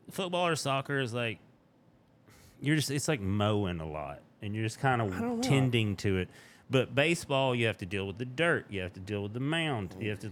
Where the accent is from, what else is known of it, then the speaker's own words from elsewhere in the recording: Tennessee, United States; accent: southern drawl; I'm from Tennessee